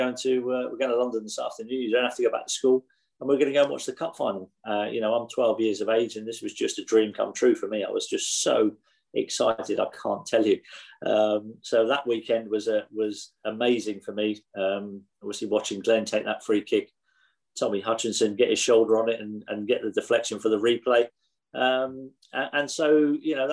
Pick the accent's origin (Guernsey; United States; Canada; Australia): Guernsey; growing up in Guernsey